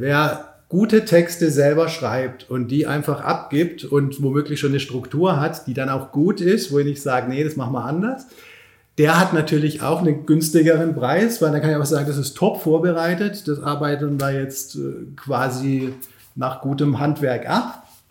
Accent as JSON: {"language": "German", "town": "Pforzheim", "region": "Baden-Württemberg", "country": "Germany", "moved": "as an adult", "lives_now": "Berlin, Germany", "said": "hier mal wieder in Pforzheim zu sein. Ich komme ja hier aus der Region"}